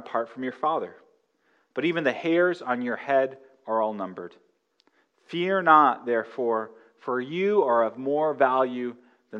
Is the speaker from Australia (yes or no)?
no; Northern California, United States; I grew up in Northern California, we had the 1989 earthquake